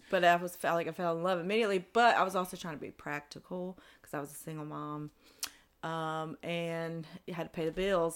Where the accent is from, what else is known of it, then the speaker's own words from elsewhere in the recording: Greensboro, North Carolina, United States; also born or lived in Spencer, North Carolina / Salisbury, North Carolina / Charlotte, North Carolina; i was originally born in uh, Spencer, North Carolina